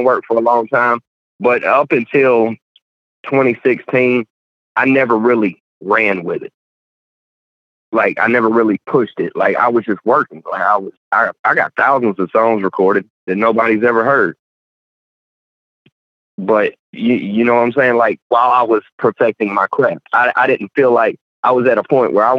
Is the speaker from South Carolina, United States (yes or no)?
yes; South Carolina, United States; born or raised there